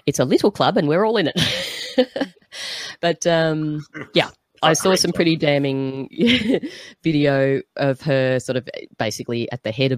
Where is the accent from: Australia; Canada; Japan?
Australia; as an Aussie